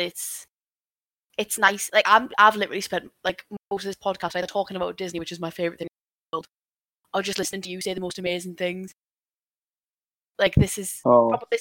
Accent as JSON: {"language": "English", "town": "Newcastle upon Tyne", "region": "North East England", "country": "United Kingdom", "said": "I'm from a little town called Newcastle"}